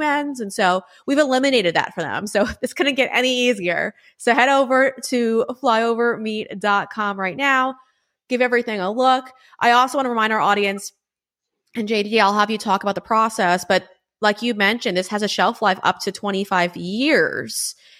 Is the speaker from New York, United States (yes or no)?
yes; Huntington, New York, United States; born or raised there